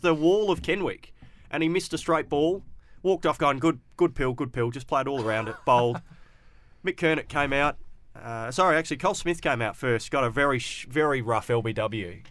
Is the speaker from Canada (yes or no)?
no; Perth, Western Australia, Australia; I grew up in the Willerton area